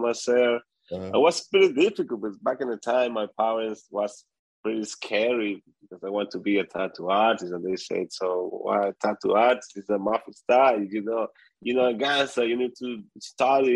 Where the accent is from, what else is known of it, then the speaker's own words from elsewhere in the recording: Venezuela; moved away; I come from Venezuela